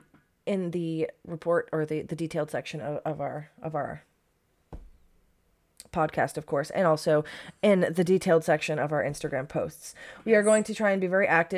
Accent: Maine, United States; also born or lived in Haverhill, Massachusetts; I was raised in Maine from a year on. But I was born in Haverhill, Massachusetts

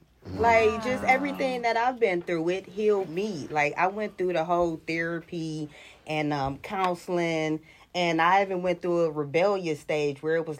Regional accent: East Cleveland, Ohio, United States; I'm from East Cleveland

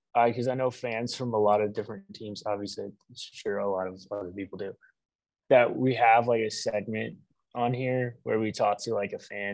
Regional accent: Houston, Texas, United States; I am originally from Houston. I was born and raised.

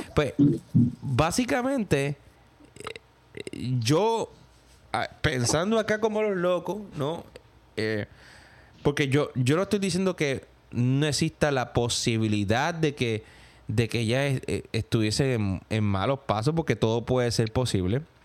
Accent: Gurabo, Puerto Rico; moved away as an adult; also born or lived in New York; now in United States; en mi pueblo, en Gurabo

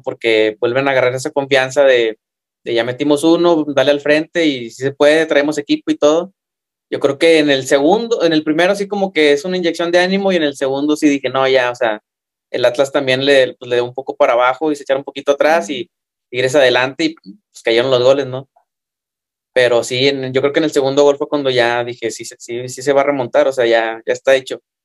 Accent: Mexico; somos mexicanos

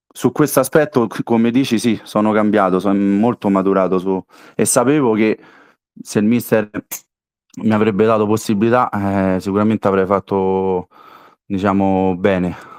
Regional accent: Castelli Romani, Lazio, Italy; io sono dei Castelli e ho giocato ci 4 anni a Genzano

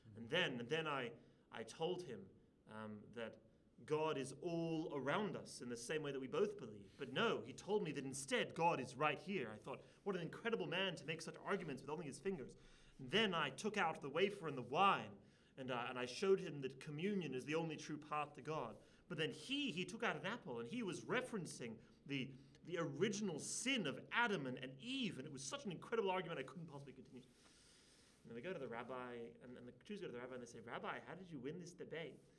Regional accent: Sydney, New South Wales, Australia; I grew up in Sydney

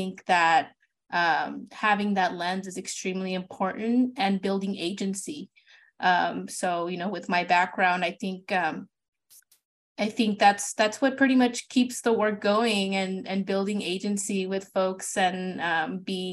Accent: Ventura County, California, United States; I'm from Ventura County

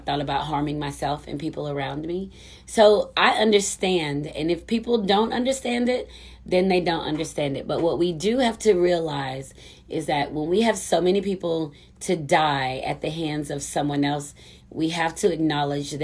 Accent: United States; I'm such an American

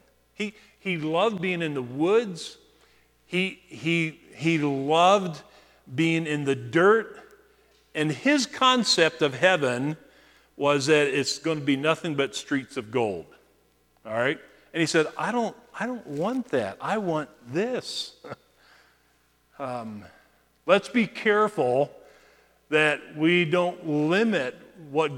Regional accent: United States; as American believers

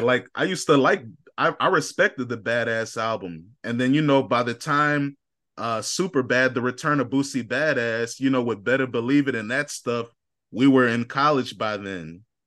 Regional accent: Chicago, Illinois, United States; I'm from Chicago

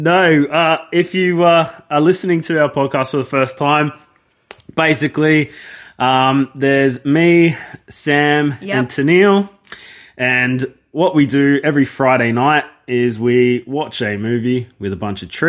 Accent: Australia; I'm Australian.

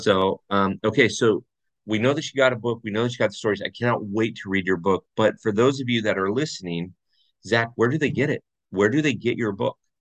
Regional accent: Orange County, California, United States; I grew up in Orange County

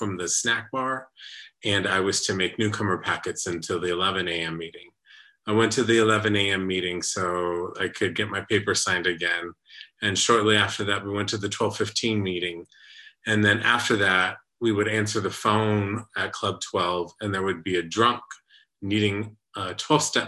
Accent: San Antonio, Texas, United States; San Antonio, Texas, my hometown

